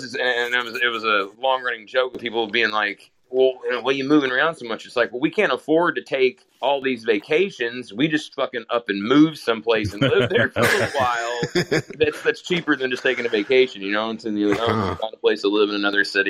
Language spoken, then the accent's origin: English; Western Kentucky, United States; moved away; also born or lived in Louisville, Kentucky; I'm from Louisville, which is a city, but like I actually grew up in this little shitty two stoplight town in Western Kentucky that's just all like churches and gas stations.